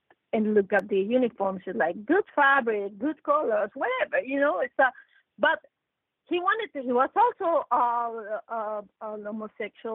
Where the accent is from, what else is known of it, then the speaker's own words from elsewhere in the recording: Mexico; I come from Mexico, I'm 100% Mexican. I'm Mexican